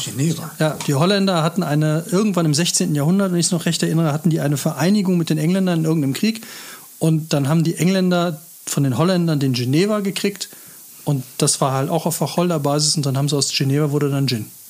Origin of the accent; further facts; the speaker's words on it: Northern Germany, Germany; now in Cologne, Germany; ich bin halt aus Norddeutschland